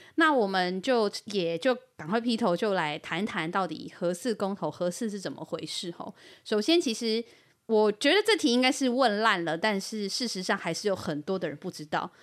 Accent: Yilan County, Taiwan; 我们宜兰人跟核磁场的距离

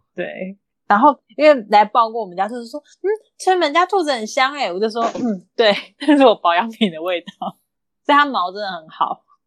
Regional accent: Kaohsiung, Taiwan; moved away as an adult; now in Taichung, Taiwan; 那后来他就养在高雄了，就是我爸妈照顾他这样

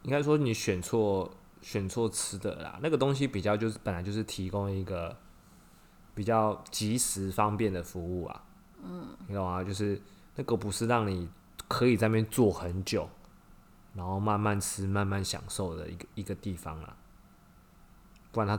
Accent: Taipei, Taiwan; 总之我们就是台北人啊，走路比较快。

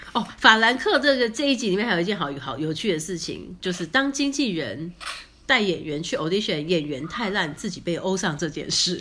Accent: Taiwan; 我们台湾人

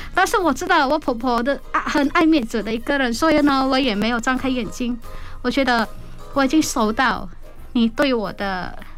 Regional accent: Indonesia; accent: Hakka-accented Chinese; Chinese is a second language; moved away as an adult; now in Taiwan; 我明明出生在印尼，结果走了一圈

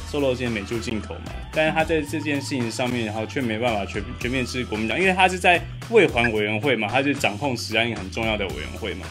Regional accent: Fengyuan, Taichung, Taiwan; 台中的家， 台中出生的，我老家在丰原

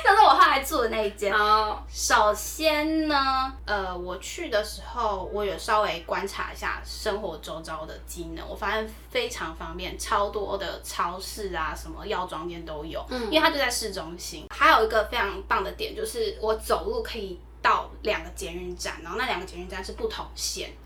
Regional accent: Taipei, Taiwan; 所以基本上不管是我目前的工作，或者是以前念书，我都是在台北

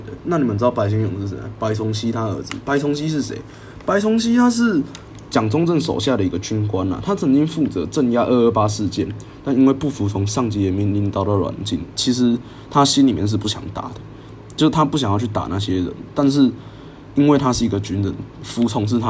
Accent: Taiwan; 我自己是中华民国人，但我不会排斥别人叫我台湾人。

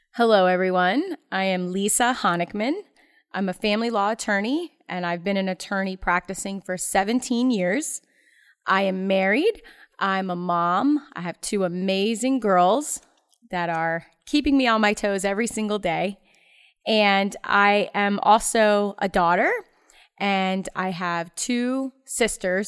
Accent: Ocala, Florida, United States; growing up in Ocala

